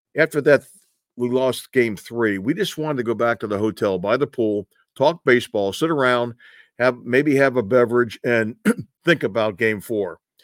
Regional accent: New York, United States; moved away; I grew up in New York, and I know that area

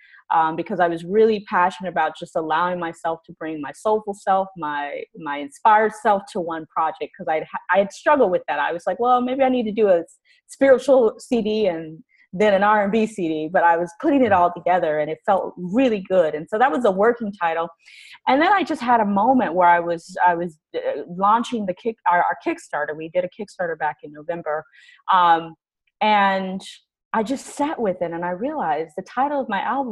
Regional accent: Houston, Texas, United States; also born or lived in Los Angeles; now in Canada; I'm originally from Houston

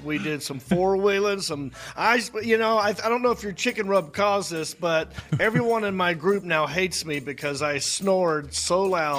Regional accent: Hickory, North Carolina, United States; I'm from Hickory. I'm like a Hickory nut, I guess you could say.

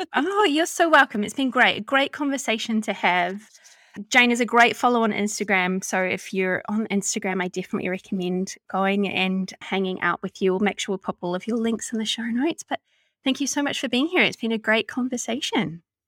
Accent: New Zealand; accent: Kiwi; my Kiwi accent

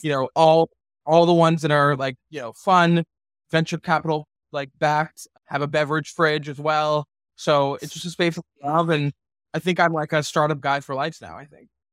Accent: Texas, United States; moved away as an adult; also born or lived in Washington, D.C.; I grew up in Texas

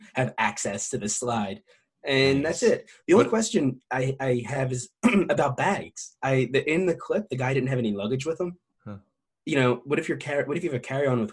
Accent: New Jersey, United States; New Jersey, of course. That's my home state

